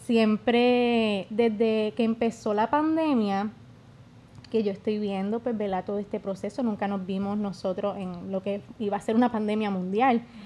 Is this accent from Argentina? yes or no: no; Yauco, Puerto Rico; yo soy de Yauco